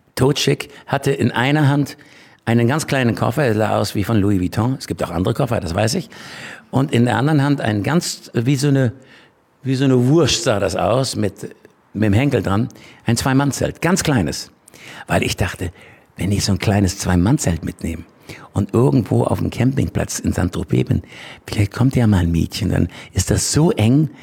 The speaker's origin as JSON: {"language": "German", "region": "Schleswig-Holstein", "country": "Germany", "tie": "born or raised there", "said": "ich bin in Schleswig-Holstein groß geworden"}